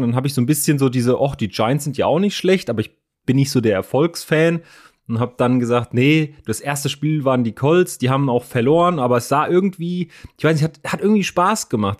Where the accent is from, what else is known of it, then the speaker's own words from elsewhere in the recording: Frankfurt, Hesse, Germany; für mich natürlich als, als Frankfurter